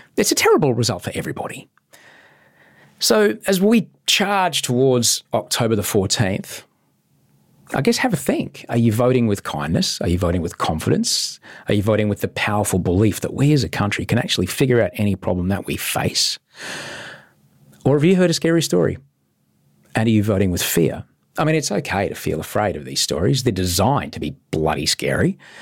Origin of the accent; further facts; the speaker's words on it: Brisbane, Queensland, Australia; I grew up in Brisbane, and growing up there